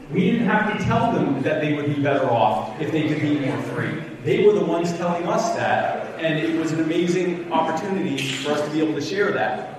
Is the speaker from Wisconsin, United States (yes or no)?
no; Myrtle Beach, South Carolina, United States; I am from the Myrtle Beach area